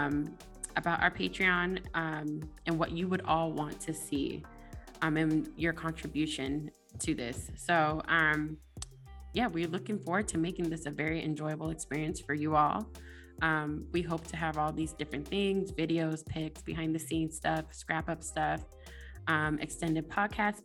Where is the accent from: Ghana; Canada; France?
Ghana; I'm a Ghanaian.